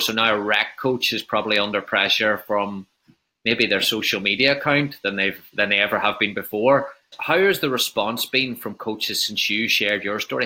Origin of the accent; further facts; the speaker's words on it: Northern Ireland, United Kingdom; coming from having an Irish background and talking about growing up in Northern Ireland